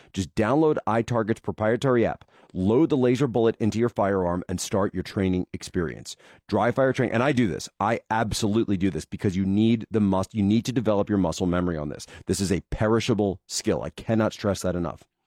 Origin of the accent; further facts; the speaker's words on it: Philadelphia, Pennsylvania, United States; also born or lived in China; growing up in the Philadelphia area